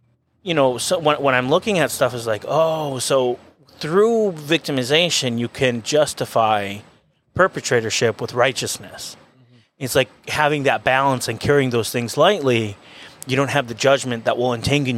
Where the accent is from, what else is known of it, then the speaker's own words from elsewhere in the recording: Venezuela; moved away; I'm Venezuelan. Mm-hmm. I was born and raised in Venezuela.